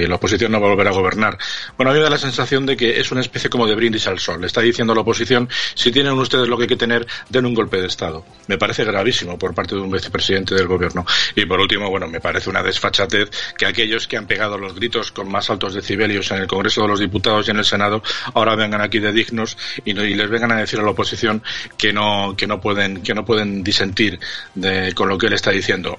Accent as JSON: {"language": "Spanish", "town": "Madrid", "region": "Community of Madrid", "country": "Spain", "said": "los madrileños inmediatamente nos hemos preparado"}